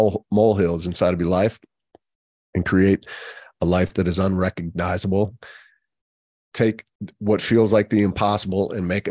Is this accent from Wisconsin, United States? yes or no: yes; Wisconsin, United States; I grew up in Wisconsin